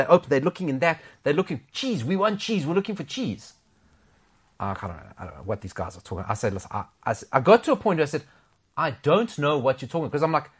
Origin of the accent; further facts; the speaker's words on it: South Africa; as a South African and you lived overseas